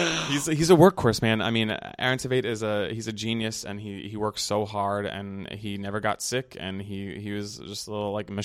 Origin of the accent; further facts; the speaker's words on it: Texas, United States; now in New York, United States; They knew I was from Texas, like country music is in my veins.